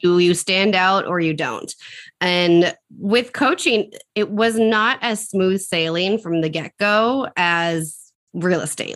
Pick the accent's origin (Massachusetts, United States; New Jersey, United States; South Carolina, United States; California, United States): Massachusetts, United States; Central; I'm from Central Massachusetts.